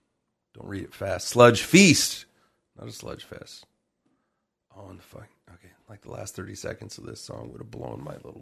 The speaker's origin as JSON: {"language": "English", "town": "Sumner", "region": "Washington", "country": "United States", "said": "But I'm from Sumner."}